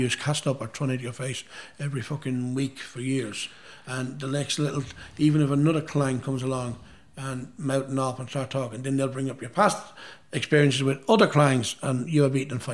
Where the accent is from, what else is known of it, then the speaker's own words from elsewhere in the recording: Dundalk, Leinster, Ireland; Dundalk, my hometown